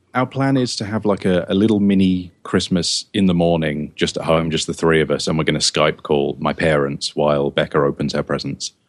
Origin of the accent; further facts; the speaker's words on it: England, United Kingdom; now in United States; I'm an Englishman, but I live in America now